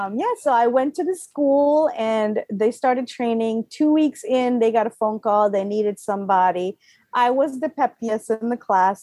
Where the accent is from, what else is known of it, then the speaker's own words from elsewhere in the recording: Guyana; also born or lived in Waterbury, Connecticut / Florida; now in United States; As you guys know, I'm Guyanese. So in 1979, I came from South America to Waterbury, Connecticut, lived there quite a few years, and my father decided it was too cold, so we moved to Florida